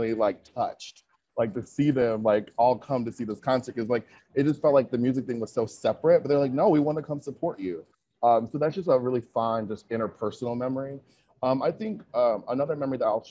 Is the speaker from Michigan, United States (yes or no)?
yes; Michigan, United States; moved away as an adult; also born or lived in Chicago / Wisconsin; I'm from the Midwest, y'all. Like, I'm from Michigan